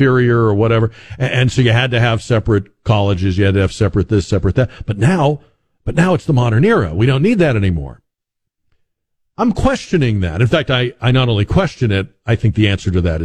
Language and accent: English; New England, United States; moved away as an adult; also born or lived in Boston; now in San Antonio, United States; I grew up in New England, spent the first half of my life up there, went to college up there.